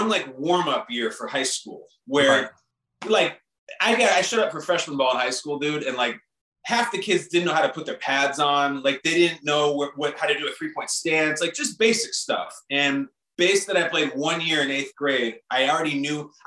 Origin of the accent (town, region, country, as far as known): north suburbs of Chicago, Illinois, United States; born or raised there